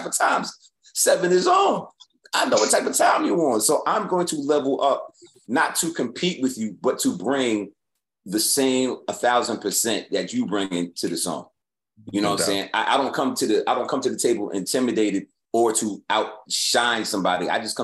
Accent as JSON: {"language": "English", "town": "New York City", "region": "New York", "country": "United States", "tie": "born or raised there", "said": "when I was growing up in New York, I go to your neighborhood and battle you"}